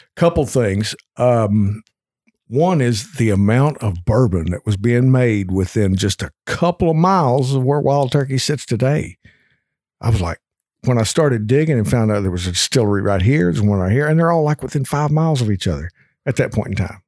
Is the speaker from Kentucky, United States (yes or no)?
yes; Kentucky, United States; born and raised in Kentucky